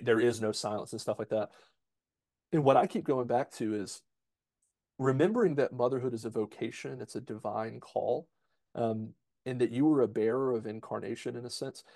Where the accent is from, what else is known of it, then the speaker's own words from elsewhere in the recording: United States; we're American